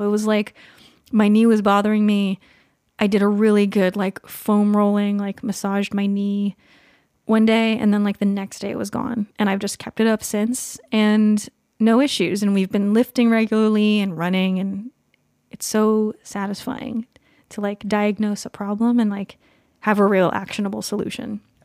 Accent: California, United States; now in Pacific Northwest, United States; I grew up in California

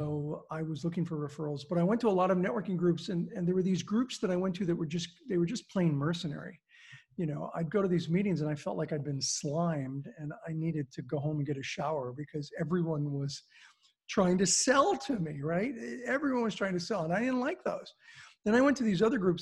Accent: California, United States; I grew up in California.

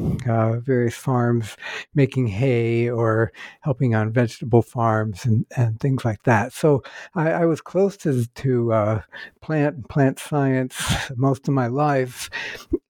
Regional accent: Northeast Ohio, United States; I was born in the state of Ohio

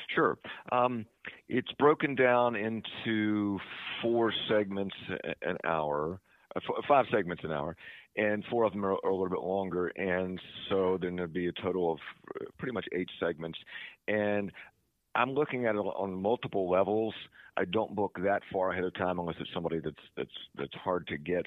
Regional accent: Eastern Panhandle, West Virginia, United States; also born or lived in Summit Point, West Virginia / Charles Town, West Virginia / Morgantown, West Virginia; I was growing up in Eastern Panhandle

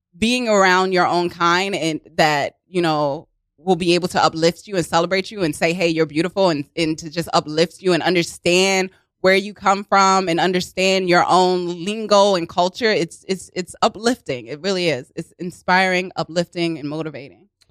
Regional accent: Baltimore, Maryland, United States; accent: Baltimore; moved away as an adult; also born or lived in Los Angeles; now in New York, United States; born and raised in Baltimore, and then I went to the University of Southern California, so I lived out in L A for several years

